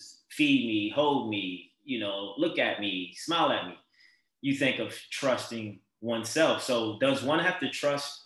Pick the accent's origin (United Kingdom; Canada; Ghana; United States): United States; Baltimore, Maryland; moved away as an adult; now in Los Angeles, United States; I grew up in Baltimore City